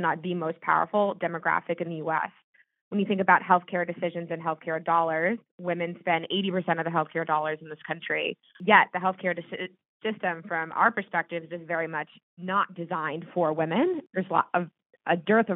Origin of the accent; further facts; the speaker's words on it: Laguna Beach, California, United States; moved away as an adult; also born or lived in East Coast / New York City / San Francisco; now in San Francisco Bay Area, United States; I grew up in Southern California in a beach town called Laguna Beach